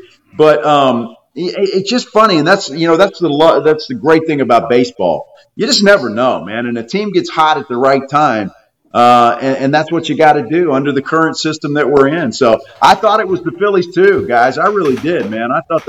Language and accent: English; Texas, United States; we're from Texas.